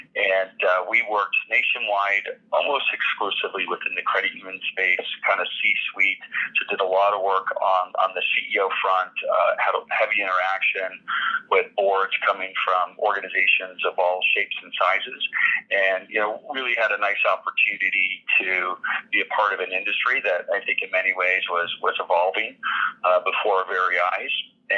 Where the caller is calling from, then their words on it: Los Angeles, California, United States; I'm actually in Los Angeles.